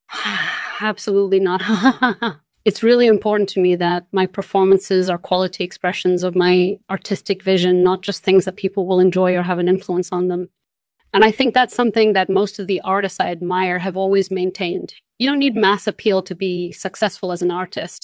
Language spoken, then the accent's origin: English; Portugal; moved away; also born or lived in London; I was born and raised in Portugal